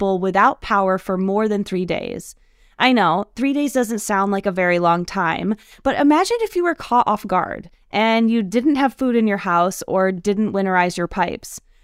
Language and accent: English; Austin, Texas, United States; In my hometown, Austin